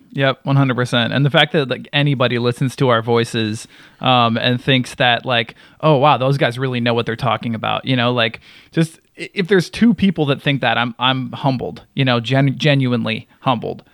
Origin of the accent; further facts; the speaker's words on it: Wisconsin, United States; now in North Carolina, United States; I lived in Wisconsin for, for quite some time. I would consider that, like, my home state